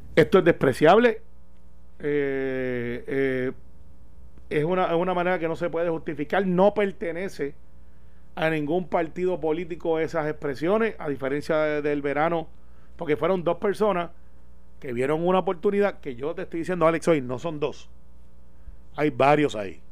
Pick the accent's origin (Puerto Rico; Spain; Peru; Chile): Puerto Rico; Guaynabo; los que somos de Guaynabo